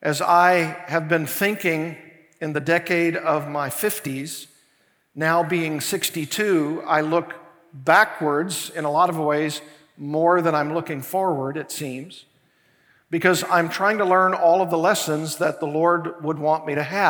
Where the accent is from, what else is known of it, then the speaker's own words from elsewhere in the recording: Arkansas, United States; now in Thousand Oaks, United States; Arkansas, my home state